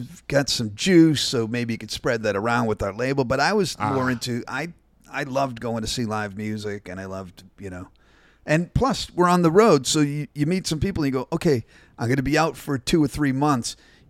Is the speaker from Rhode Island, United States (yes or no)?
yes; Providence, Rhode Island, United States; From Providence, Rhode Island, but I told you that early on because you're from Rhode Island too, right?